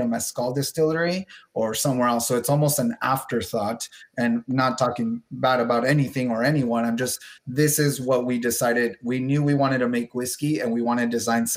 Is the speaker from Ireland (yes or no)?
no; Ciudad Juárez, Chihuahua, Mexico; I'm in the north part, Ciudad Juarez, so Chihuahua.